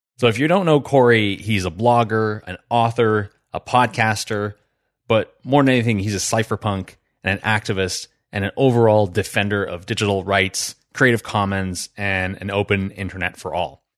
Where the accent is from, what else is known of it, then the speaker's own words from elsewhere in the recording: New Brunswick, Canada; I grew up in New Brunswick